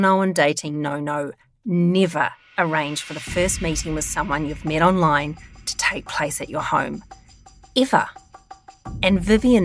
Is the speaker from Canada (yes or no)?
no; New Zealand; I am a really proud Kiwi